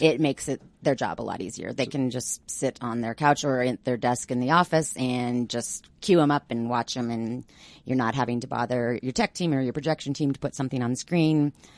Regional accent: Denver, Colorado, United States; also born or lived in Greenwood Village; I'm a Denver native.

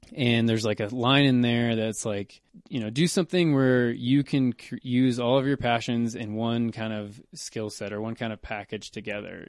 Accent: Kentucky, United States; moved away as an adult; also born or lived in Oklahoma; now in Boulder, United States; pretty much Kentucky. I was I was born in Oklahoma, but I moved to Kentucky in like third grade

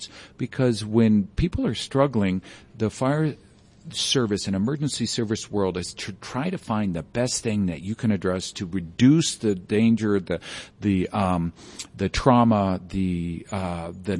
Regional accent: Jefferson County, Colorado, United States; I grew up with in Jeffco

